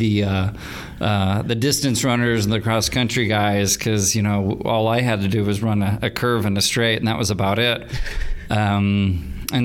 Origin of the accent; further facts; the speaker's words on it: Tulsa, Oklahoma, United States; I was born right here in Tulsa.